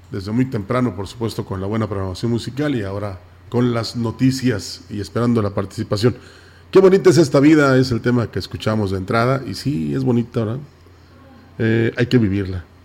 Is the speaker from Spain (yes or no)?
no; Mexico; todos tengamos en cuenta y nos convenzamos de que somos mexicanos y que debemos estar unidos.